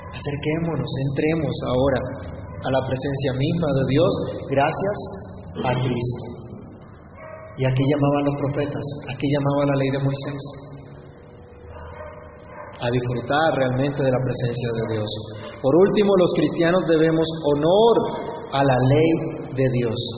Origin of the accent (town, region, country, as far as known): Colombia